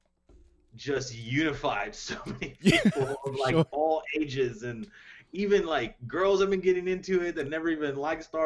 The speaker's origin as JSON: {"language": "English", "town": "Miami", "region": "Florida", "country": "United States", "tie": "born or raised there", "moved": "yes", "said": "I was born in Miami, Florida."}